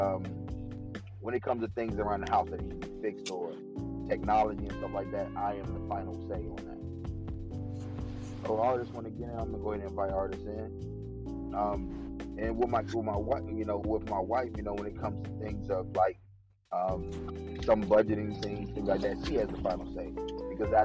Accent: Washington, District of Columbia, United States; now in Cumberland, United States; I'm out here in Cumberland, Maryland, dude, and I'm from Washington, D.C.

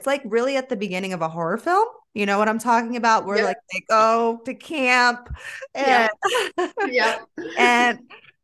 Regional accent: Florida, United States; I'm from Florida

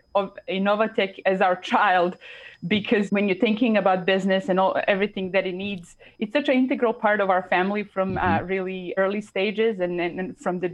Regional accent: Serbia; moved away; growing up in Serbia

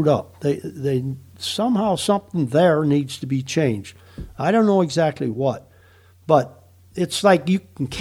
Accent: Wisconsin, United States; moved away; I grew up racing in Wisconsin

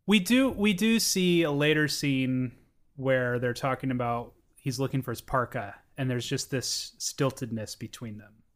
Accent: Pacific Northwest, United States; I grew up in the Pacific Northwest near the urban core

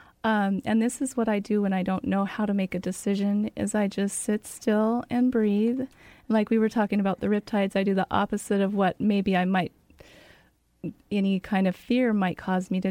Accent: Spokane, Washington, United States; now in Federal Way, United States; I grew up in Spokane

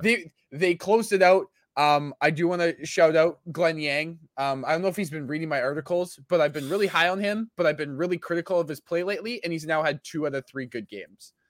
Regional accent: Winnipeg, Manitoba, Canada; my hometown

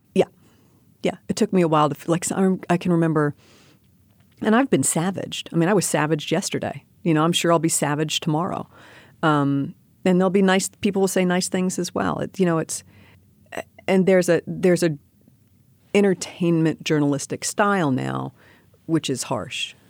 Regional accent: New York City, New York, United States; I grew up in New York City.

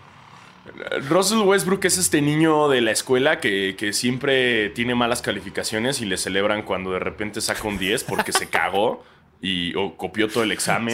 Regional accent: Mexico; moved away; soy mexicano

